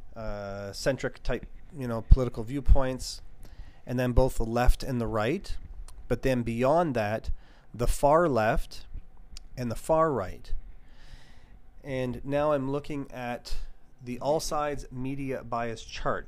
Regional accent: Canada; as a Canadian

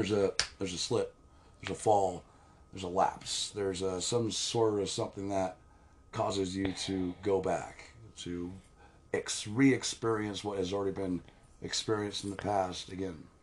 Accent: Kittredge, Colorado, United States; I grew up near Red Rocks in a town called Kittredge, just south of Evergreen. In the foothills

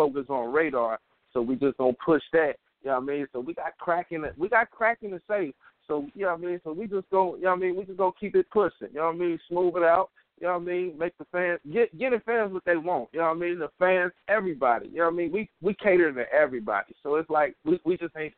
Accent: Middletown, Ohio, United States; I'm from Middletown, Ohio

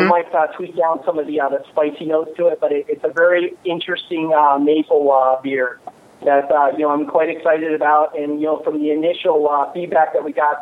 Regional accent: Michigan, United States; moved away; I'm from Michigan

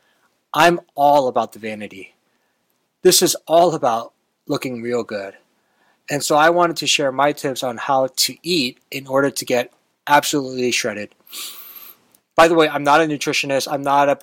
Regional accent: Texas, United States; Growing up in Texas

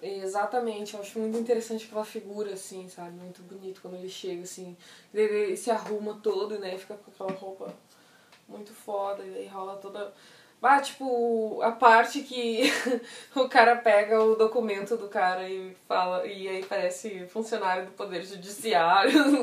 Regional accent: Brazil; Eu sou brasileiro

